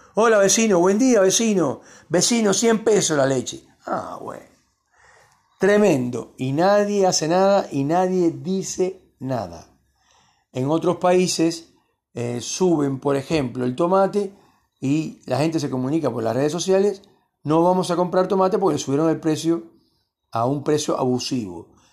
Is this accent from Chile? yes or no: no; Cuba; also born or lived in Miami; now in Argentina; yo soy de origen cubano